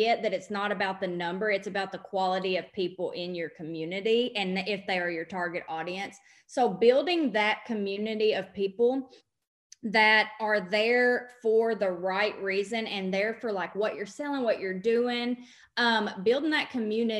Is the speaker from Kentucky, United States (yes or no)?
yes; Western Kentucky, United States; I'm from Western Kentucky, hence the accent that everybody asks about all the time